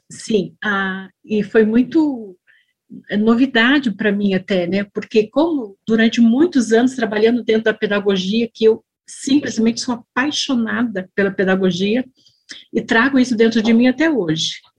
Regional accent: São José dos Campos, São Paulo, Brazil; eu sou de São José dos Campos, eu sou do interior de São Paulo

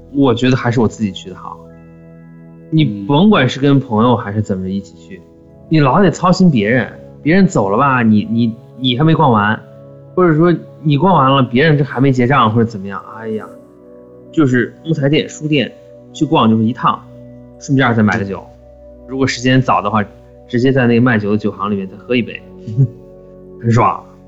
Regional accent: China; moved away; 我们中国人

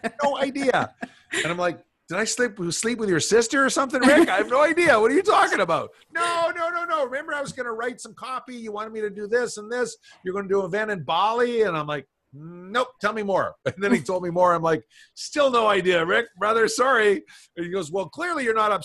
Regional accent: Canada; I'm Canadian.

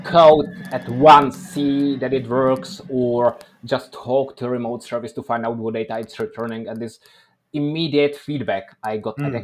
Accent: Czechia; now in Oslo, Norway; I'm originally from Czech Republic

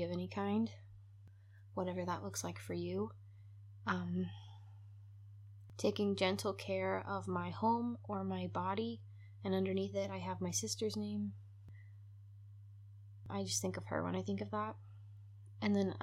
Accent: Ireland; I'm Irish

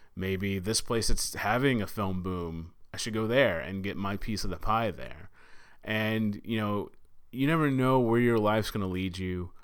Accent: Texas, United States; my home state. uh, in Sutherland Springs, Texas

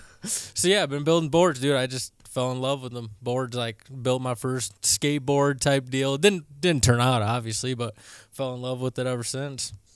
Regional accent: Michigan, United States; now in Colorado, United States; I'm from Michigan

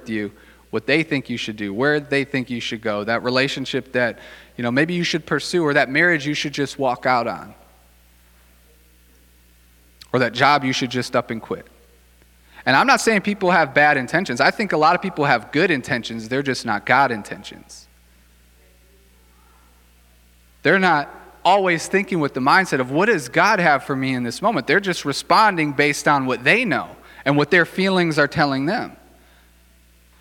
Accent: Racine, Wisconsin, United States; also born or lived in Chicago suburbs; I grew up here in Racine.

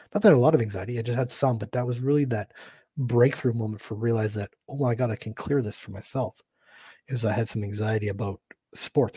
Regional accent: Canada; also born or lived in Michigan, United States / St. Louis, Missouri, United States; I'm from Canada.

